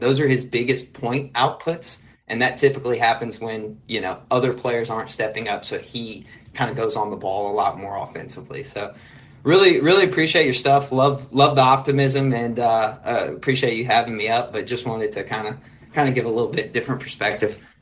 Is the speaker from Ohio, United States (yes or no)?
no; Memphis, Tennessee, United States; now in Dallas, United States; I grew up in Memphis, and so obviously a Memphis fan, but live in Dallas now